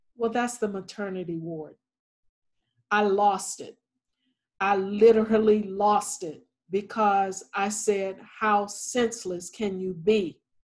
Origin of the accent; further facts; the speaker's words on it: Thomasville, Georgia, United States; moved away; I am from Thomasville, Georgia, and Thomasville, Georgia is about 22 miles from the Florida state line. And so, growing up in a small town